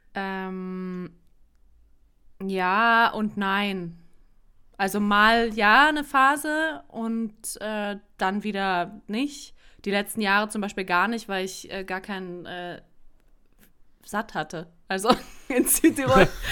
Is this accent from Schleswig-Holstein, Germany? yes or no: no; Berlin, Germany; moved away; also born or lived in South Tyrol; zurückgezogen nach Berlin in meine Heimatstadt